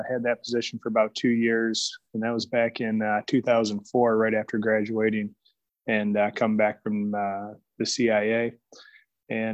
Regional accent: Michigan, United States; also born or lived in Big Rapids, Michigan / Detroit area / New York / Ohio; I was born and raised in Michigan, over in the west side of the state, in a small town called Big Rapids. And then around grade school, moved to the Detroit area.

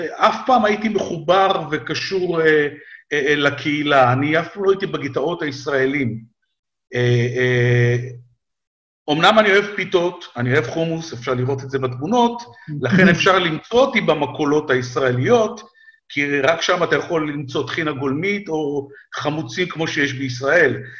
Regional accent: Israel; moved away as an adult; now in United States; כמעט 40 שנה הייתי בישראל, עברתי שם, עברתי שם כמה מלחמות, אפרופו מלחמות, עברתי כמה מלחמות בתור ילד, בתור נער, בתור חייל

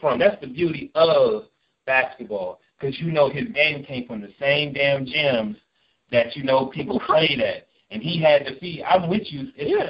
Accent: Akron, Ohio, United States; because I'm from Akron, Ohio

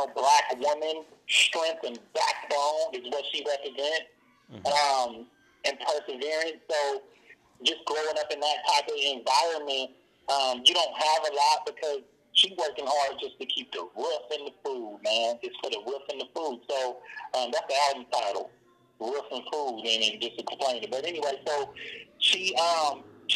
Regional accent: Oakland, California, United States; where we grow up, our culture

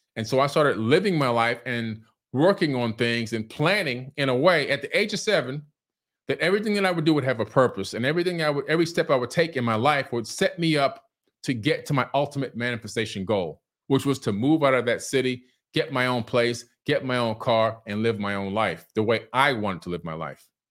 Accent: Miami, Florida, United States; also born or lived in Queens, New York City; I was born in New York City, Queens General Hospital. From Queens, we moved down to Miami, Florida in nineteen seventy-one, okay? I was six going on seven.

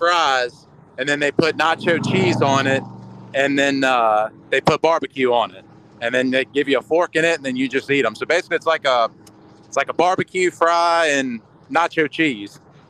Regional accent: Southside Speedway, Virginia, United States; obviously I grew up around Southside Speedway.

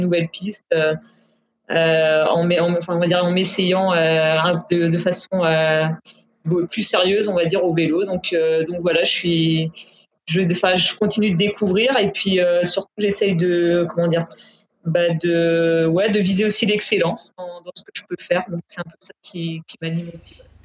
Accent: Brittany, France; je vis et je m'entraîne à, du côté de Rennes, donc je suis bretonne.

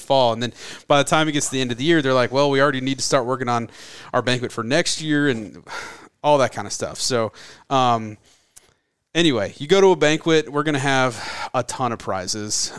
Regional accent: Florida, United States; moved away as an adult; now in California, United States; I'm from Florida, and I, I grew up, you know, shooting undersized whitetails and chasing osceola turkeys

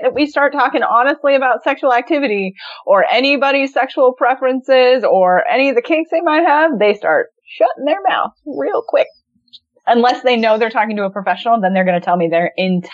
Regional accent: California, United States; I grew up in California

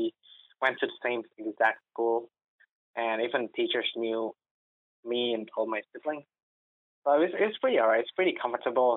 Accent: Jakarta, Indonesia; moved away as an adult; I'm from Indonesia. I was born and raised in Jakarta, Indonesia.

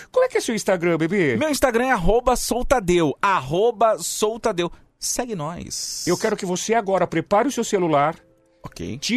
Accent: Brazil; eu gosto muito do Brasil. Foi onde eu nasci, onde eu vivi a minha vida inteira. Eu amo o Brasil de verdade.

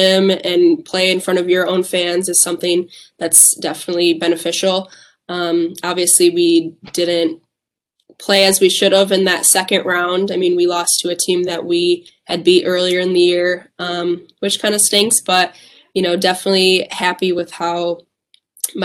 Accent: Whitewater, Wisconsin, United States; I grew up in Whitewater

